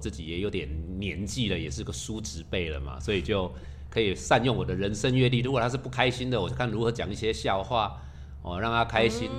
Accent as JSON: {"language": "Chinese", "region": "southern Taiwan", "country": "Taiwan", "tie": "born or raised there", "said": "我们是南部小孩长大的"}